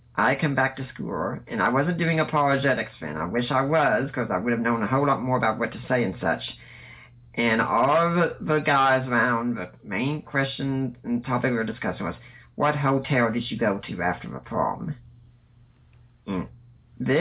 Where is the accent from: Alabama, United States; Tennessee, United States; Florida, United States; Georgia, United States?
Tennessee, United States; Knoxville; I grew up in the South, and that was in Tennessee, in Knoxville